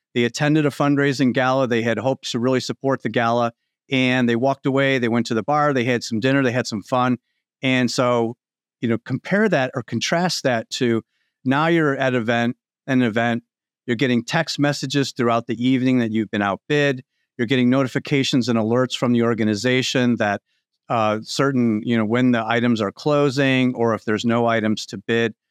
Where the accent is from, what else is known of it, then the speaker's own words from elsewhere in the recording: Chicago, Illinois, United States; moved away as an adult; now in Indianapolis, United States; I'm a Chicago guy. I came, I came down to Indianapolis from Chicago